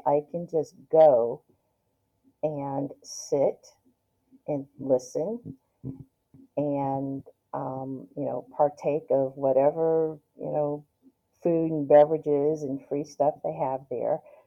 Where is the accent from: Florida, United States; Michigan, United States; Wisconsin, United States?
Michigan, United States; Detroit; moved away as an adult; now in Northern Virginia, United States; growing up in Detroit, I, I was poor